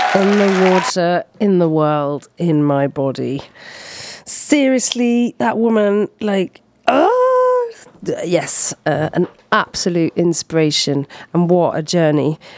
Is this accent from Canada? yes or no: no; Scotland, United Kingdom; now in Poitiers, France; I'm Scottish